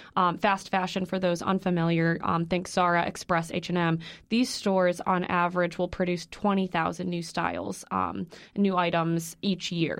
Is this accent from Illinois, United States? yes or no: yes; Illinois, United States; I'm from Illinois.